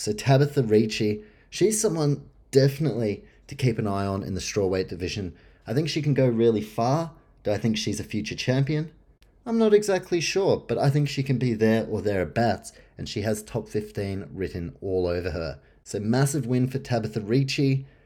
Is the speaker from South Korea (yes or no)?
no; Australia; as an Australian